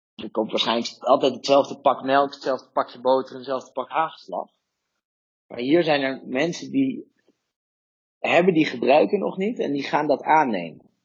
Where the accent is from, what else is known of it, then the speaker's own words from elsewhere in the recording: Netherlands; moved away; als Nederlander